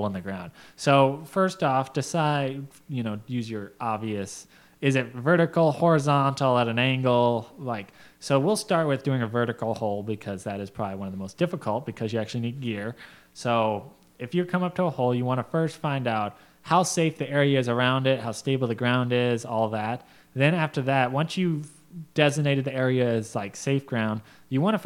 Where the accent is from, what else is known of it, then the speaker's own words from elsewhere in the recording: Gold Basin, Colorado, United States; up in Colorado, and part of my hometown called Gold Basin